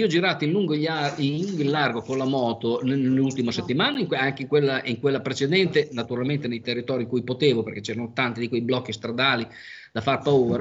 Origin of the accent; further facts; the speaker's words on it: Emilia-Romagna, Italy; in dialetto romagnolo